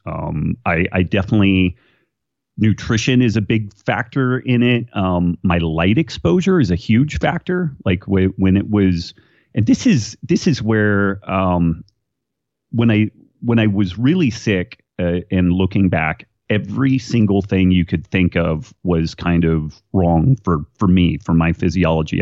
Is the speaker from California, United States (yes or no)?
yes; Redding, California, United States; I was born in Redding, California, which is uh, far northern California. We like to say it's the state of Jefferson. It, it just hasn't uh, split off from the rest of California yet, uh, and kind of a kind of a small town, a cool place to to grow up.